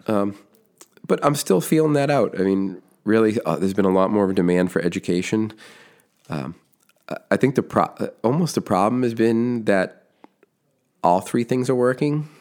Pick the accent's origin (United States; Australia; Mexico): United States; Foxborough, Massachusetts; now in West Roxbury, United States; grew up in Foxborough, Massachusetts